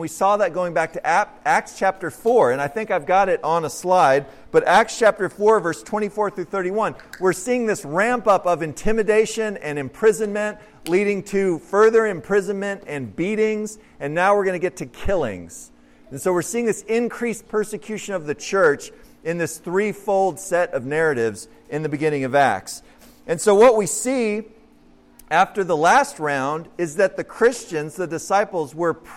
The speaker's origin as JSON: {"language": "English", "town": "Cleburne", "region": "Texas", "country": "United States", "tie": "born or raised there", "said": "the Episcopal Church that we actually went to when we were just little kids up in Cleburne outside of Fort Worth"}